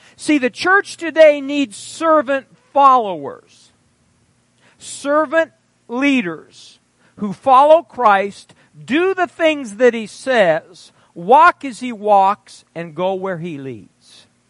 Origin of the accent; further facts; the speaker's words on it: Fairbury, Nebraska, United States; I graduated from junior college in my hometown of Fairbury.